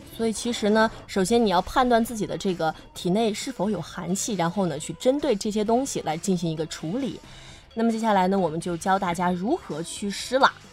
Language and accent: Chinese; Hunan, China; moved away as an adult; now in Hainan, China; 对于我们湖南人来说，它是真的能续命